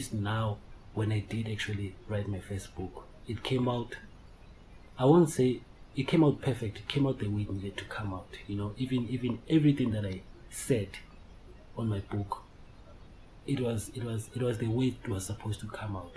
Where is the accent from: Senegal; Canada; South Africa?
South Africa; Benoni, Gauteng; also born or lived in Daveton; I hail from South Africa, city, obviously Johannesburg, in Benoni. I reside in a township called Daveton